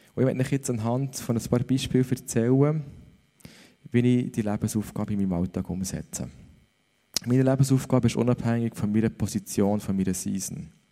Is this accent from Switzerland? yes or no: yes; Switzerland; dass ich in der Schweiz aufgewachsen bin